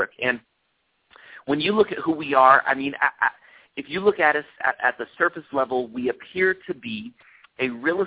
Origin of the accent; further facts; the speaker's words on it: Oakland, California, United States; moved away as an adult; also born or lived in Berlin, Germany / Utah; I grew up in Oakland, California, and spent the majority of my life there